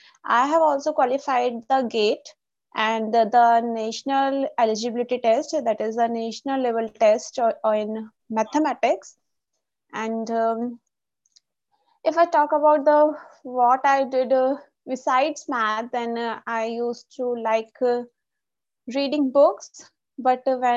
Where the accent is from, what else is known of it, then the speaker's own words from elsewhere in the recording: India; I'm from India